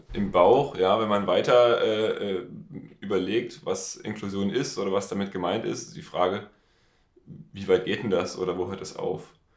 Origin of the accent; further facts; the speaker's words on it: Dresden, Saxony, Germany; ich komme aus Dresden